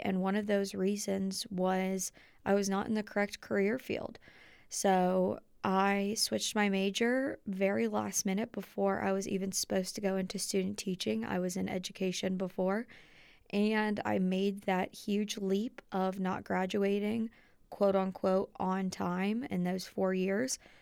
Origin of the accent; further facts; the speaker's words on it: Dayton, Ohio, United States; moved away as an adult; My hometown is in Dayton, Ohio